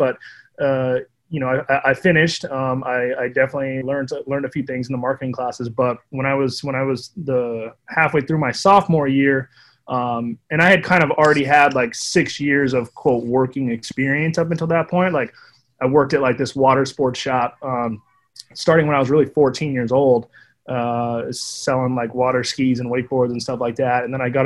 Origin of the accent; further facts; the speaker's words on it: San Pedro, California, United States; I grew up in San Pedro, California